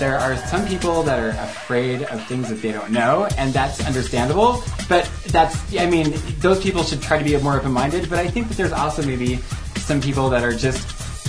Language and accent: English; Riverton, Wyoming, United States; now in Laramie, United States; I'm from Riverton, by the way, FYI.